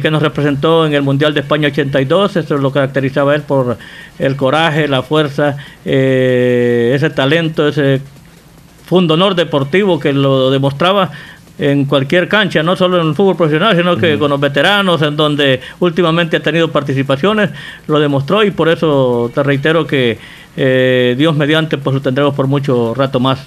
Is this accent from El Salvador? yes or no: yes; El Salvador; como decimos salvadoreño